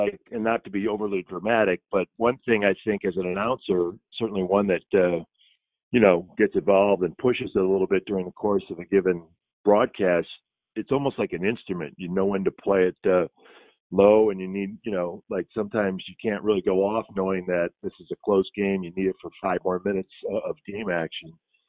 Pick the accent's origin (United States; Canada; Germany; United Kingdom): United States; Midwest; I'm like a Midwesterner, like, no.